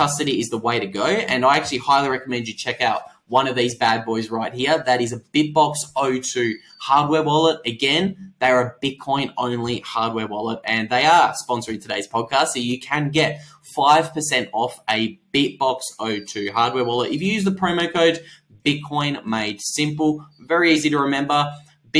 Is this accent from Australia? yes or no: yes; Australia; I'm Australian